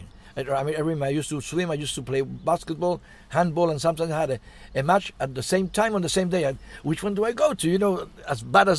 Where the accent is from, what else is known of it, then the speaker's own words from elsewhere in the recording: Gibraltar; "Where are you from?" I said, "Gibraltar."